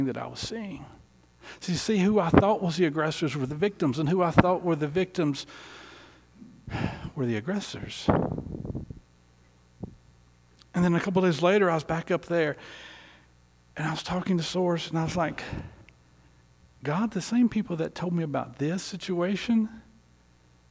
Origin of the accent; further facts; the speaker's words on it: Southeast, United States; moved away; also born or lived in North Carolina; I grew up in the Southeast, politically, theologically conservative